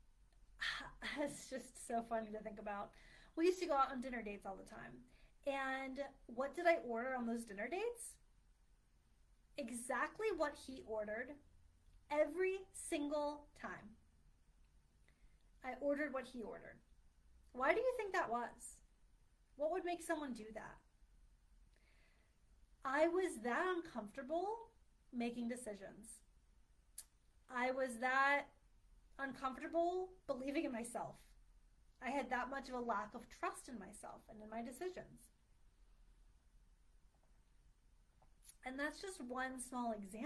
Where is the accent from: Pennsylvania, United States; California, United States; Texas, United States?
Pennsylvania, United States; Philadelphia; moved away; I'm from the Philly area